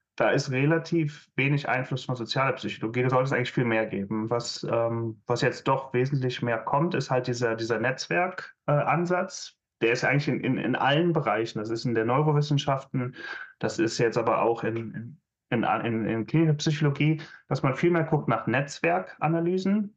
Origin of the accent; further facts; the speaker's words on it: Aachen, North Rhine-Westphalia, Germany; moved away as an adult; also born or lived in Maastricht, Netherlands; ich komme aus der Hochburg des Maschinenbaus, aus Aachen